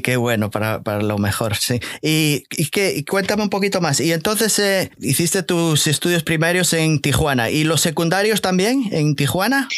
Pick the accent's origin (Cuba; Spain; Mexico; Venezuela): Spain; Galicia; yo soy gallego también